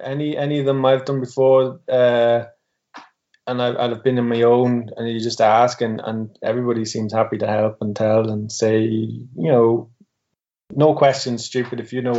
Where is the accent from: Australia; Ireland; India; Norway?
Ireland; And that's coming from myself, who would be an Irishman